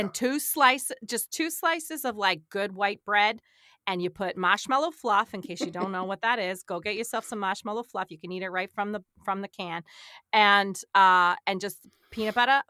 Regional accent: South Shore of Massachusetts, United States; moved away; I was from the South Shore of Massachusetts

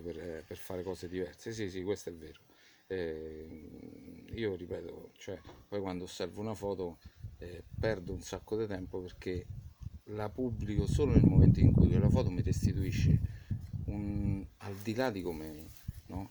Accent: Vicovaro, Lazio, Italy; also born or lived in London; io sono cresciuto eh, a Vicovaro

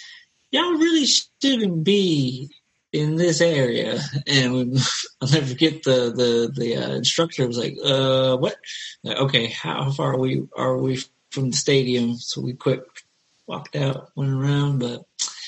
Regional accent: East Coast, United States; moved away; also born or lived in Georgia; being two East Coasters, it's like, we know it. We grew up in that, like, every day. And even in, like, a rural area like central Pennsylvania

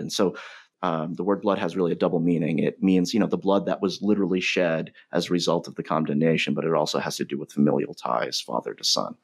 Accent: North Providence, Rhode Island, United States; as an outsider growing up in North Providence

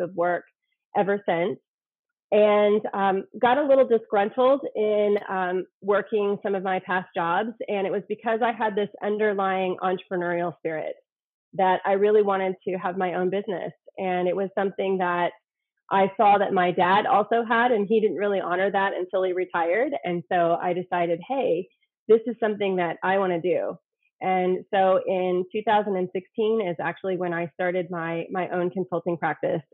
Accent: Indiana, United States; moved away as an adult; now in Houston, United States; I am from Indiana originally, and I moved to Houston in 2013

